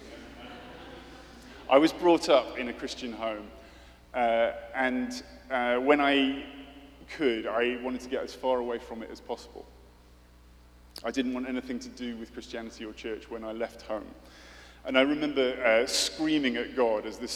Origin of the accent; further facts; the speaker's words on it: United Kingdom; I'm British.